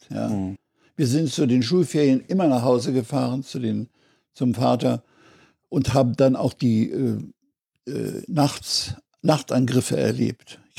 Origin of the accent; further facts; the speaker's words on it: Berlin, Germany; also born or lived in Zittau; ich habe dann den Einmarsch der Roten Armee auch erlebt in Karlshorst.